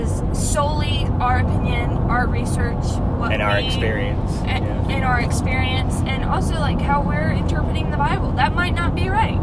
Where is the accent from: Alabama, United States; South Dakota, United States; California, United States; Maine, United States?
Alabama, United States; Irondale; I grew up going to a private Christian school around the area of Irondale